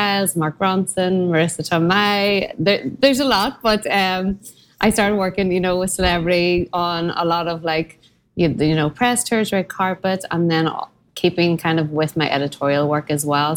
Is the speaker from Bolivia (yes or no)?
no; Belfast, Northern Ireland, United Kingdom; moved away as an adult; also born or lived in Armagh, Northern Ireland / Dublin, Ireland; now in New York, United States; I'm originally from Belfast, Northern Ireland, and moved to Dublin shortly after college